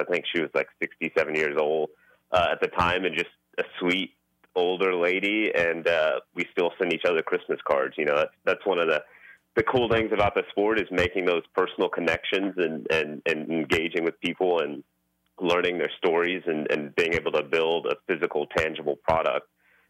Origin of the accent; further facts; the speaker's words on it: Houston, Texas, United States; Growing up in Houston, my dad had a construction company, and so we grew up in the family business